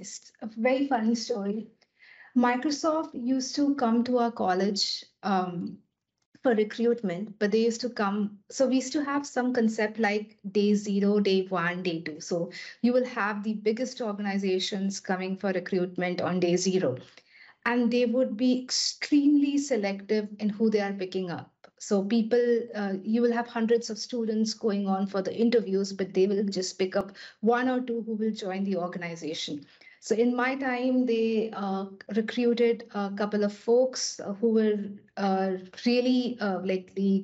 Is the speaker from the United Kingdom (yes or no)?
no; India; moved away as an adult; also born or lived in Germany; now in Netherlands; being born and brought up in India, I was never out of my country